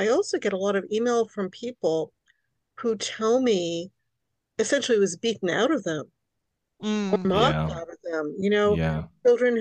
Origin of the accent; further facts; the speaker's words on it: New York City, New York, United States; first language Hungarian; English is a second language; I was born in New York City to very, very recent immigrants